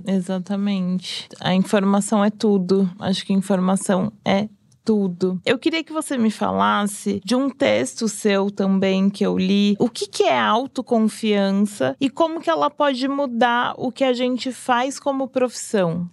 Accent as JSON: {"language": "Portuguese", "region": "São Paulo", "country": "Brazil", "tie": "born or raised there", "said": "eu sou de Pirituba, nascida e criada ali"}